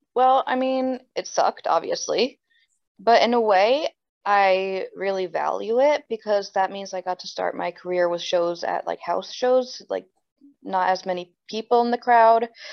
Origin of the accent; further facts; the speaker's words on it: New Jersey, United States; also born or lived in Sweden; I'm born and raised in New Jersey